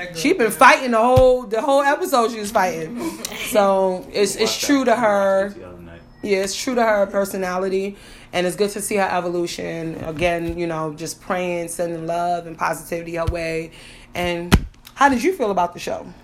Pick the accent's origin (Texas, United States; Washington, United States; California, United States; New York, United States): New York, United States; I'm from I'm from New York, so we call them Spanish